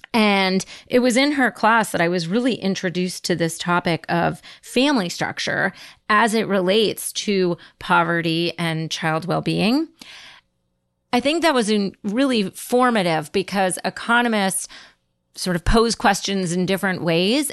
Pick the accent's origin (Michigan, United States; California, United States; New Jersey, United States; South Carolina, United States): New Jersey, United States; I grew up in New Jersey in the eighties